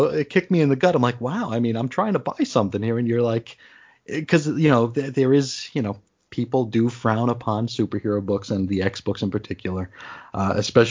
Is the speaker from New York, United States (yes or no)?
yes; New York, United States; now in Arizona, United States; I grew up in New York